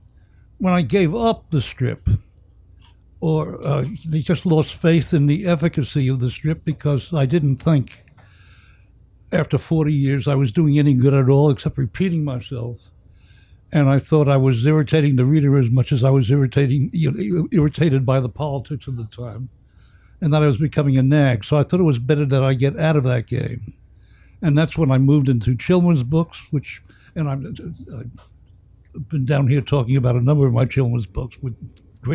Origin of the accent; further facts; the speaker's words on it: New York City, New York, United States; also born or lived in the Hamptons; I was a kid growing up in the Bronx during the Great Depression